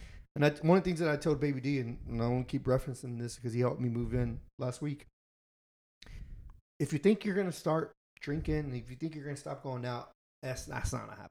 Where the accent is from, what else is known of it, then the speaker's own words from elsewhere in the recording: Houston, Texas, United States; me back home in Houston.